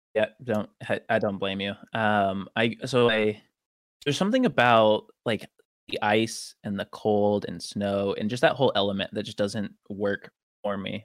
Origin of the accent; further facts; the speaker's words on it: Tacoma, Washington, United States; also born or lived in Detroit; if they end up in Tacoma, which is where I ended up as a kid